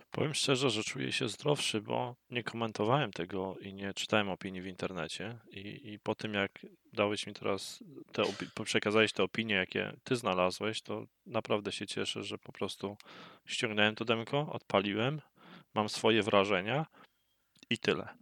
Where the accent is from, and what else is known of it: Poland; moved away